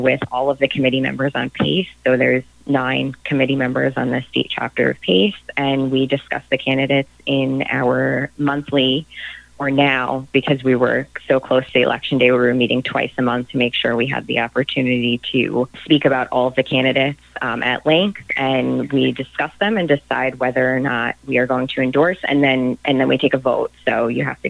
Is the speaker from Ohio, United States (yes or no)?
no; Nassau County, New York, United States; I'm from Nassau County